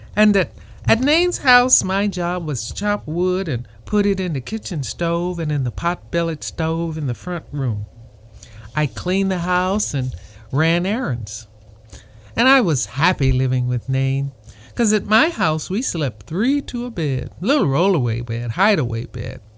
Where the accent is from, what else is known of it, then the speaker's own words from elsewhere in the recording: Maringouin, Louisiana, United States; now in Camarillo, United States; my hometown, Maringouin